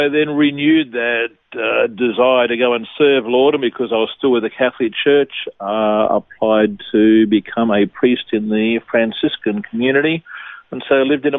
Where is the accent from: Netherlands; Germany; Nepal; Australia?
Australia; Bankstown, New South Wales; also born or lived in Gosford, New South Wales; I was born in Gosford in New South Wales, grew up in Bankstown, so I'm a Bankstown boy.